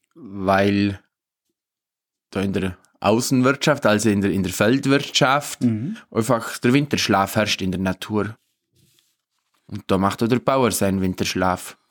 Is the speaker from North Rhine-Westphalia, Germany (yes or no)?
no; Obermaiselstein, Bavaria, Germany; bei uns in Obermeiselstein, wir haben da vor der Haustüre den Hirschsprung.